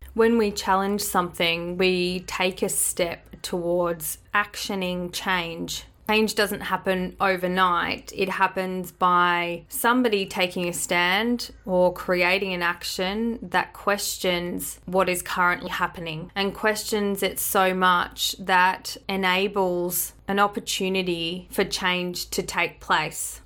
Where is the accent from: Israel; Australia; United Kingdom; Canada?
Australia; born or raised there; accent: Australian